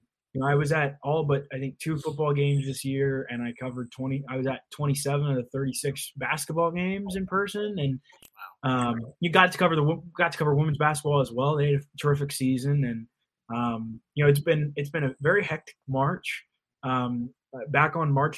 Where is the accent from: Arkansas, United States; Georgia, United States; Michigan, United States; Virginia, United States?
Virginia, United States; Yorktown; also born or lived in Blacksburg, Virginia; I'm originally from Yorktown, Virginia, which is just outside Newport News